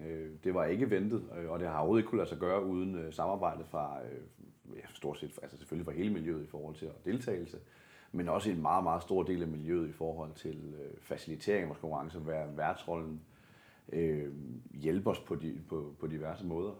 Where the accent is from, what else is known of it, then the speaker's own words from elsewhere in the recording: Denmark; nu kommer jeg fra det mørke Jylland